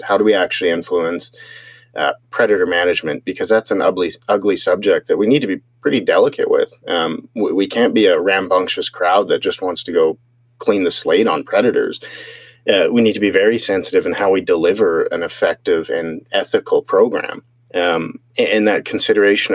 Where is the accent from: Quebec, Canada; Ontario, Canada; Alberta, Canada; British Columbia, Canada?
British Columbia, Canada; Salmon Arm; also born or lived in Barriere, British Columbia; I grew up mostly on reserve between my father's side and Siemkin and my mom's side. In Switzmalf, a reserve within Salmon Arm, and then, you know, went through high school in both Barrier and Salmon Arm